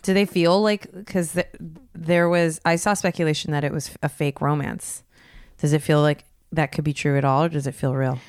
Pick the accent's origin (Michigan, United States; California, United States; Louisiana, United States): California, United States; Los Gatos; my hometown, Los Gatos